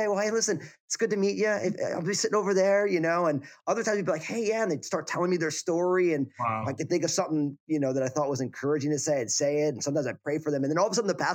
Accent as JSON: {"language": "English", "region": "New Jersey", "country": "United States", "tie": "born or raised there", "also_born_or_lived": "San Francisco Bay Area, California / Pacific Northwest", "moved": "as an adult", "lives_now": "Portland, United States", "said": "I moved from my home state of New Jersey out to the West Coast"}